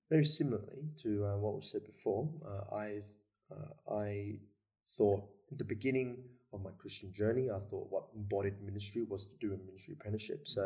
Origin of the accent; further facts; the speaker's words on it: Sydney, New South Wales, Australia; also born or lived in Melbourne; I was born in Melbourne. Hmm. Uh, the whole family. Um, brother and sister and I were born in Melbourne, but we moved to Sydney when I was about 4